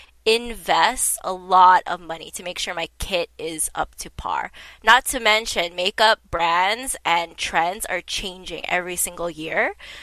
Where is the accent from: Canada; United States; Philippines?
Canada; Toronto, Ontario; we're both from Toronto